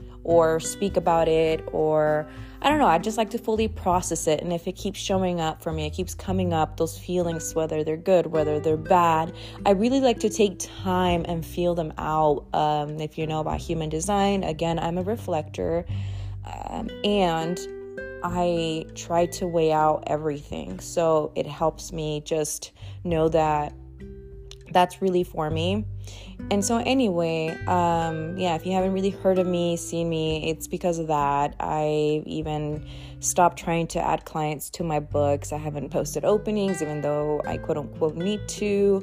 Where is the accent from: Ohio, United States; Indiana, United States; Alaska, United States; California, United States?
California, United States; Los Angeles; also born or lived in North Dakota / Twin Falls; And if you don't know, I'm originally from Cali. I was born in LA, and we moved like everywhere, all over Cali, well, SoCal.